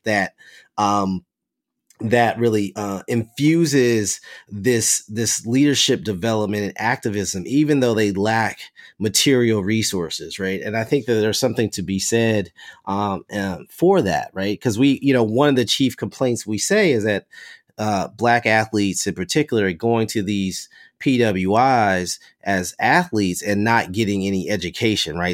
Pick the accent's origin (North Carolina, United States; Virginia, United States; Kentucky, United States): Kentucky, United States; I'm from Kentucky, uh, as a pla-, a person from one of these, uh, um, college sports cr, crazed, uh, states